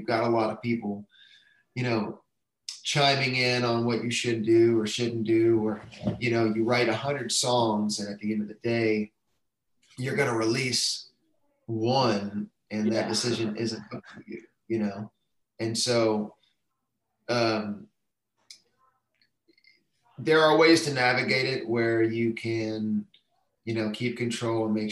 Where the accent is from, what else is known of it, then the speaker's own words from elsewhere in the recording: Texas, United States; moved away as an adult; now in Nashville, United States; I'm from Texas